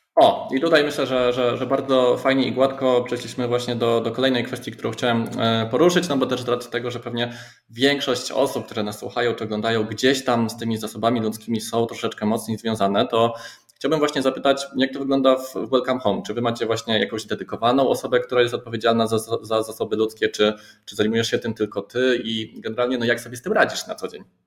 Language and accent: Polish; Silesian agglomeration, Silesian Voivodeship, Poland; moje rodzinne strony